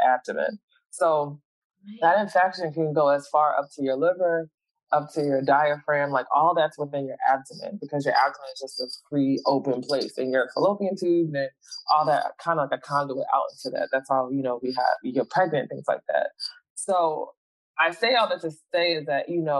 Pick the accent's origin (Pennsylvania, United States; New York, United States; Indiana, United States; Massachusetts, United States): Pennsylvania, United States; Philadelphia; the community that I was raised in Philly